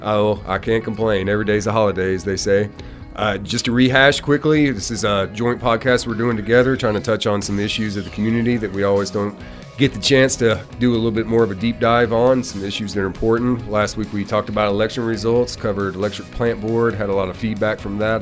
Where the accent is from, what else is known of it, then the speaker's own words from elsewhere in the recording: Hopkinsville, Kentucky, United States; also born or lived in Louisville, Kentucky; now in Glasgow, United States; I'm from Hopkinsville. I've lived in the Louisville area